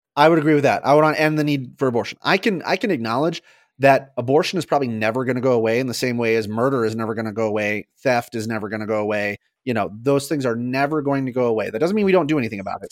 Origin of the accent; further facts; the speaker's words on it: United States; as an American